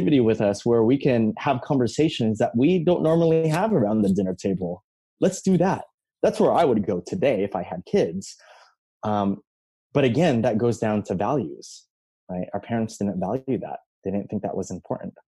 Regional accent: Philippines; I'm from the Philippines, you know, we were colonized by Spain for 400 plus years

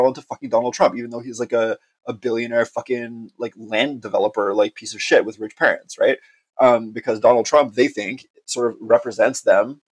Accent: Montreal, Quebec, Canada; I'm from Montreal. Like, I'm like a communist from Montreal

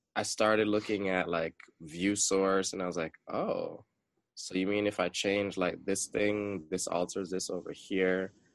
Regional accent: Jamaica; growing up being a Jamaican

